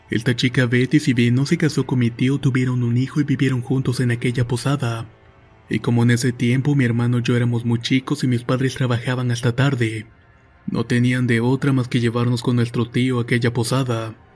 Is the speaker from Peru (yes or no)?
no; Ciudad del Carmen, Campeche, Mexico; soy originario de Ciudad del Carmen, Campeche.